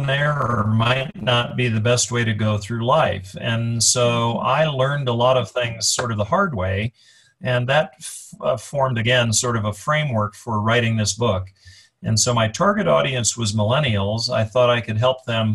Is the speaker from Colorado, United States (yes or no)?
yes; Colorado, United States; moved away; also born or lived in Chicago; I was born and raised in Colorado. I live in Colorado now